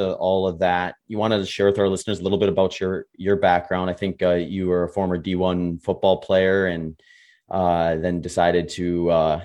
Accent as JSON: {"language": "English", "region": "Wisconsin", "country": "United States", "tie": "born or raised there", "said": "I grew up in Wisconsin"}